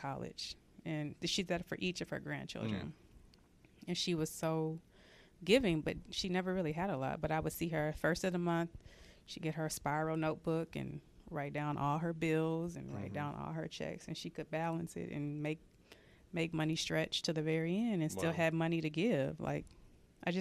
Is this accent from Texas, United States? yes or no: yes; San Antonio, Texas, United States; now in Dallas, United States; I grew up in San Antonio